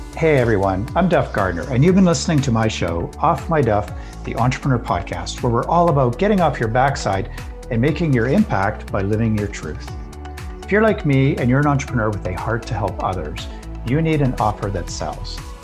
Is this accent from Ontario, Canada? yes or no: no; Alberta, Canada; I grew up in Alberta